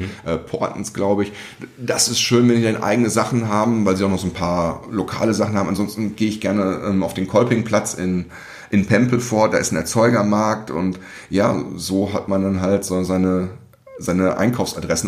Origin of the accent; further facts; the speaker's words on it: Recklinghausen, North Rhine-Westphalia, Germany; moved away; Aufgewachsen, geboren, ein Feinschmeckerparadies, diese Stadt